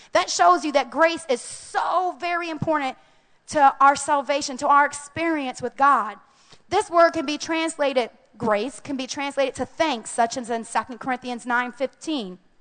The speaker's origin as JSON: {"language": "English", "country": "United States", "said": "as American Christians"}